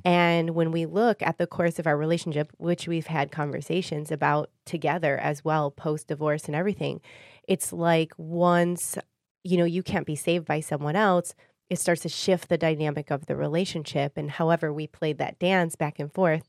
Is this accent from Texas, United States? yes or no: no; Warren, Michigan, United States; also born or lived in Sterling Heights, Michigan; I grew up in Warren.